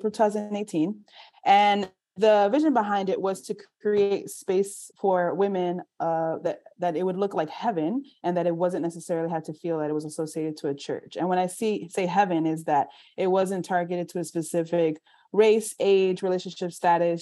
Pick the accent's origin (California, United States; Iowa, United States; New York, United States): New York, United States; New York City; I am from New York City